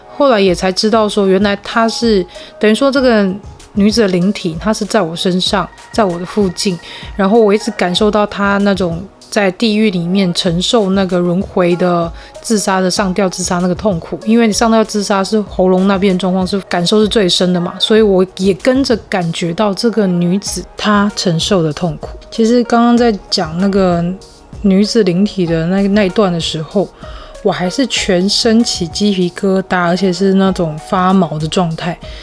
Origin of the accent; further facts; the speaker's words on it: Tainan, Taiwan; moved away as an adult; now in northern Taiwan; 来自台南